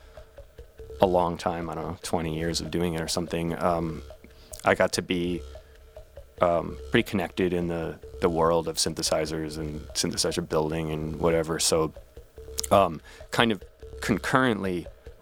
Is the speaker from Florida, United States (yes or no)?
no; Milwaukee, Wisconsin, United States; kids growing up in Milwaukee, I mean, it's a small enough place that we're programmed to think that anywhere else on earth is probably way cooler